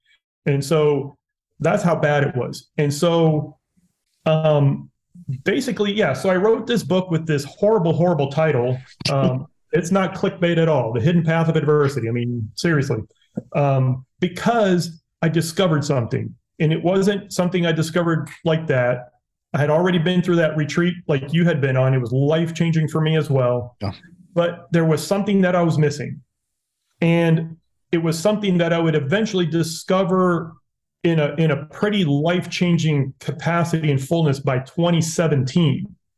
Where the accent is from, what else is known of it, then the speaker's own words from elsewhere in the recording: Dominican Republic; My parents were missionaries. I grew up in the Dominican Republic. So as white boys, I look, I speak fluent Spanish.